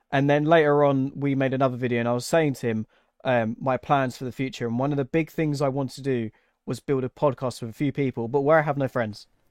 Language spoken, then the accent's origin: English; England, United Kingdom; where I'm English